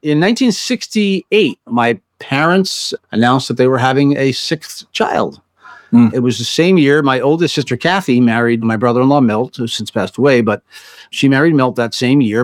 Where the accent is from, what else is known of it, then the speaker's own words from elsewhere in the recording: United States; also born or lived in Bronx, New York; I was the first kid that was born and raised on the other side of the bridge